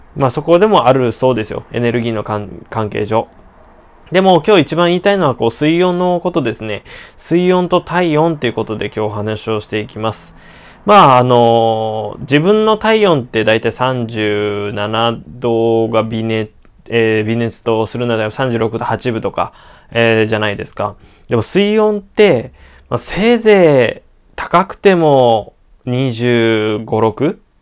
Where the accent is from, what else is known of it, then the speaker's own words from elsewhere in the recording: Okinawa, Japan; 私沖 縄出身でもあるので